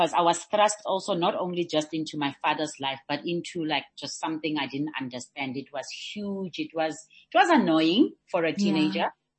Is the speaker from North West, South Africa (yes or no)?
yes; North West, South Africa; also born or lived in Liberia; I came back to what was then Pula Twala, which is now the Northwest, to come and live with my mother's family.